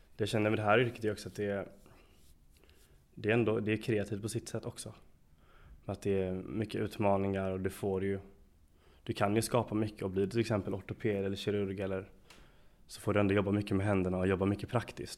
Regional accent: Lund, Skåne, Sweden; moved away as an adult; also born or lived in Gothenburg; now in Jönköping, Sweden; Lund där jag kommer ifrån

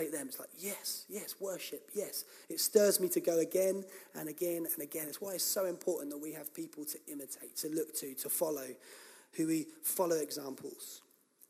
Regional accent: England, United Kingdom; we're English

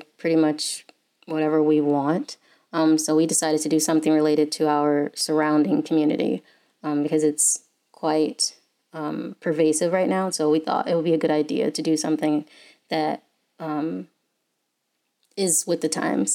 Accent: Detroit, Michigan, United States; moved away as an adult; now in Ann Arbor, United States; I originally from Detroit

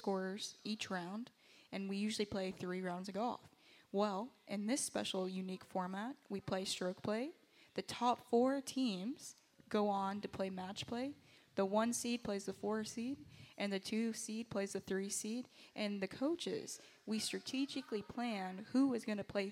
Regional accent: Southport, North Carolina, United States; I'm from Southport, North Carolina, not too far, happiest seaside

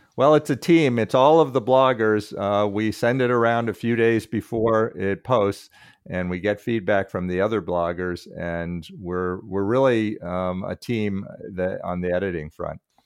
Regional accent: Berkeley, California, United States; also born or lived in Minnesota / Massachusetts; I grew up in Berkeley

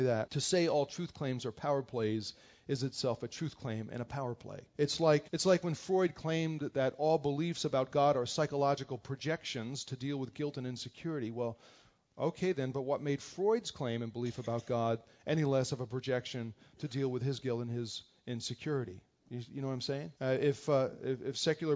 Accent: New Jersey, United States; moved away; We grew up together in New Jersey

